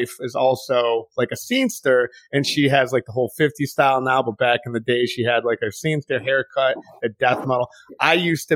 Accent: Detroit, Michigan, United States; moved away; also born or lived in New Orleans; I'm from Detroit.

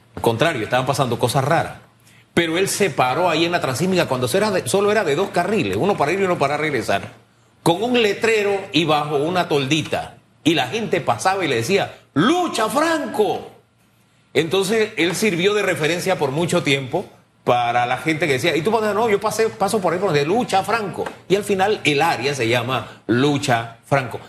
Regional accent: Panama; Somos panameños

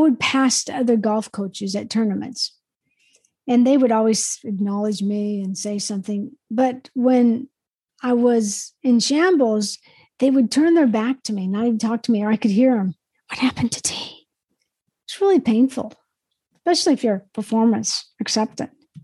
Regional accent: Spokane, Washington, United States; also born or lived in Yakima, Washington; when we moved from Yakima to Spokane, one of my main things that my dad was looking for was a home on the golf course or near the golf course.

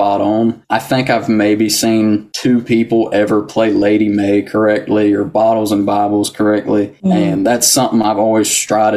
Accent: Brown Summit, North Carolina, United States; born or raised there; also born or lived in Yanceyville, North Carolina; now in McLeansville, United States

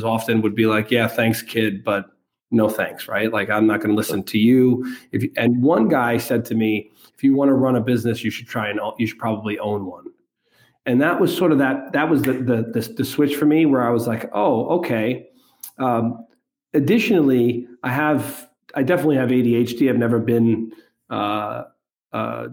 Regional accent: New York City, New York, United States; I'm from New York City, grew up son of an immigrant

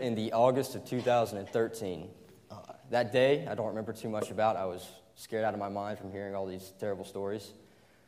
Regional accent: Greenville, South Carolina, United States; born or raised there

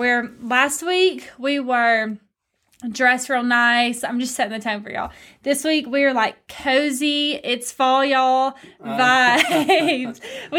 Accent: Stirling, Scotland, United Kingdom; I'm from Stirling, and Stirling to Edinburgh is about 45 minutes.

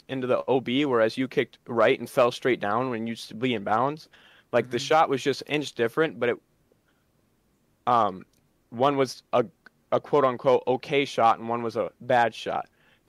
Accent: South Dakota, United States; I'm from South Dakota.

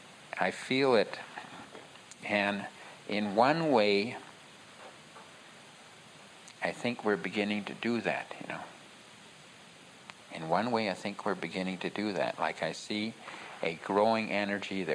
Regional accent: United States; I'm an American Indian

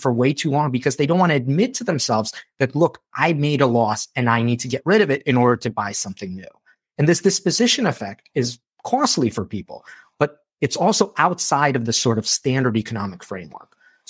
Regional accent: Moldova; moved away; I'm a war refugee. So when I came from Moldova, it was because there was a civil war that broke out there.

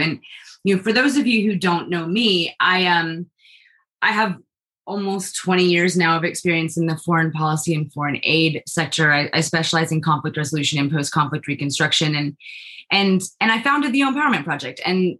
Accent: China; I also grew up in the global South. I grew up in China. And so my whole life, I've been really, really aware of inequality in the world.

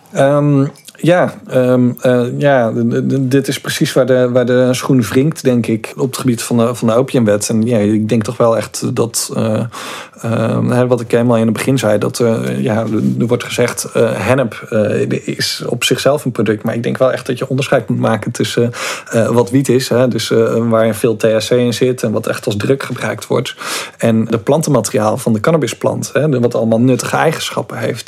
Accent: Goes, Zeeland, Netherlands; ik opgegroeid in Goes

